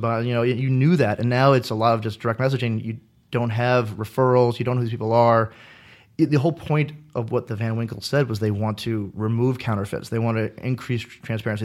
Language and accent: English; United States; I'm from the States